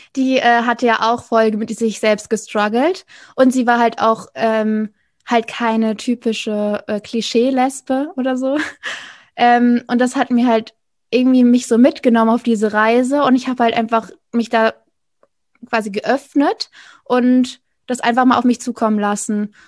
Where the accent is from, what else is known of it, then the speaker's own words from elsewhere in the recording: Rhineland-Palatinate, Germany; moved away as an adult; also born or lived in North Sea coast; ursprünglich komme ich aus der Pfalz, dann war ich an der Nordsee